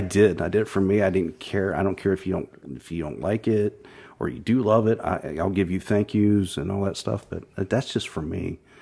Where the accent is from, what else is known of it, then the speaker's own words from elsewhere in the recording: Thornville, Ohio, United States; also born or lived in Zanesville; I was born in Zanesville, but grew up in Thornville, uh, which is just Buckeye Lake, essentially